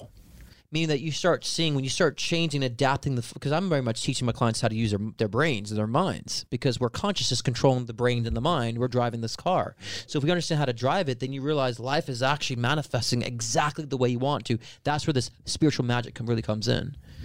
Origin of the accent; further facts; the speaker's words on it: New York, United States; I'm a New Yorker. You can't take the New Yorker out of the New Yorker